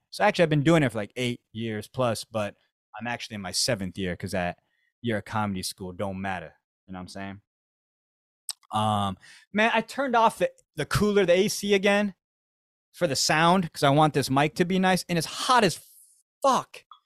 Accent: Arizona, United States; moved away as an adult; now in Tokyo, Japan; I grew up with Mexicans in Arizona

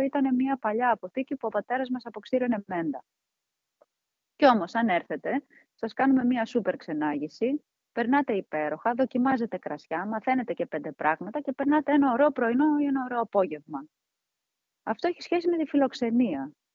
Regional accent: Komotini, East Macedonia and Thrace, Greece; also born or lived in Maroneia; εδώ η περιοχή ήμασταν και 500 χρόνια κάτω από του Τούρκου

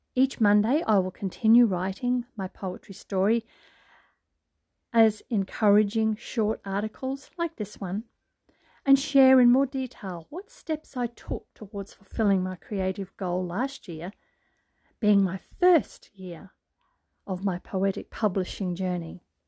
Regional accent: Brisbane, Queensland, Australia; It's summertime here in Australia, hot and humid, in my hometown, Brisbane, Queensland

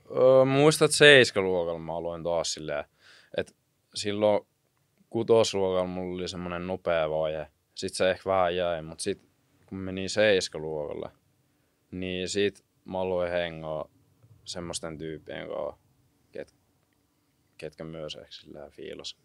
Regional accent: Kuopio, North Savo, Finland; now in Jyväskylä, Finland; mä oon niinku Kuopiosta

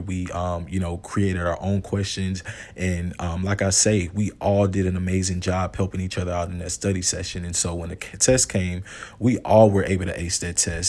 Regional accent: Houston, Texas, United States; about an hour and a half away from Houston, uh, which was my hometown

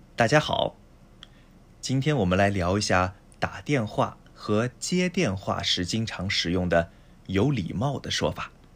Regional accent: China; moved away; also born or lived in Japan; 中国生まれ中国と日本育ち

